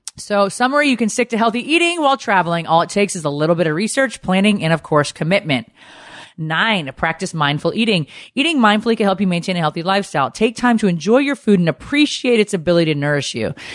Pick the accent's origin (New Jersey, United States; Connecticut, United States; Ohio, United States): Connecticut, United States; growing up in Connecticut